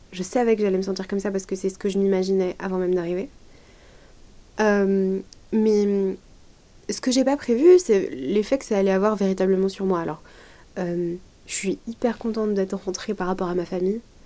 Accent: Lyon, Auvergne-Rhône-Alpes, France; Lyon, c'est là où j'ai grandi, c'est là où je suis née, j'ai jamais mm. vécu ailleurs qu'à Lyon

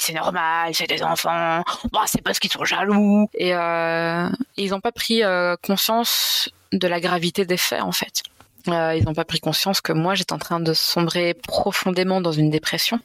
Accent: Belgian Ardennes, Wallonia, Belgium; je suis belge. je suis italo-ardennaise, pour être précise

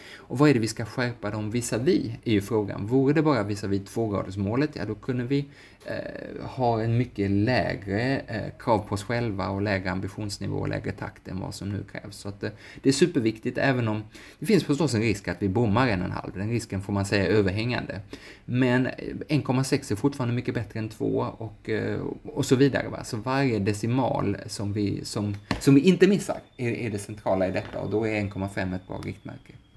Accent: Sweden; som svensk

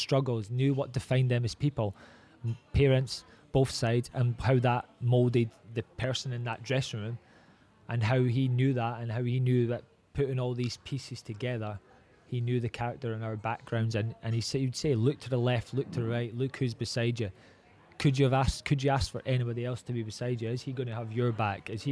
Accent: Scotland, United Kingdom; moved away; I'm Scottish

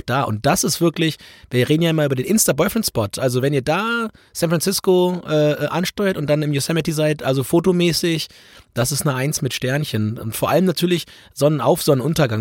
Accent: Germany; dass du als Deutscher überall hingehst, dich als Deutscher zu erkennen gibst

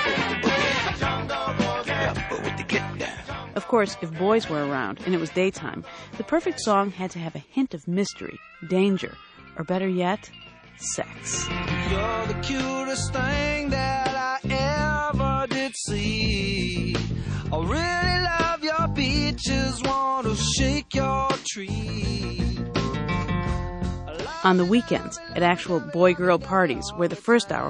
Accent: Illinois, United States; I was from Illinois

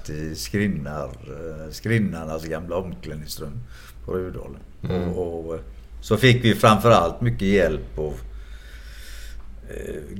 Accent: Gothenburg, Västra Götaland, Sweden; Jag är uppvuxen i Frölunda.

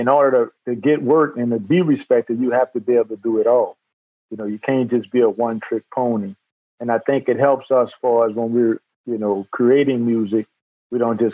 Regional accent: New Orleans, Louisiana, United States; we're from New Orleans

